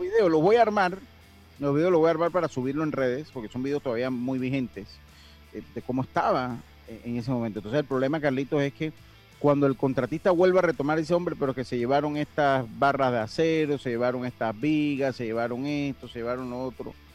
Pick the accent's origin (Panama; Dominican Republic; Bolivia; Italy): Panama; Los Santos; moved away; allá en mi tierra, bella, Los Santos